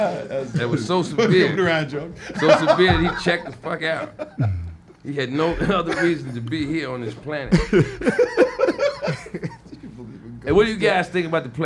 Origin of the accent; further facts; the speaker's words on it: New York, United States; I'm from New York.